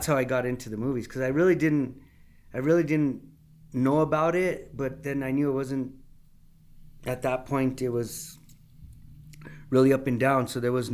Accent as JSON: {"language": "English", "country": "United States", "tie": "born or raised there", "said": "I grew up in Old Town. And went to San Felipe, and we were in church all the time"}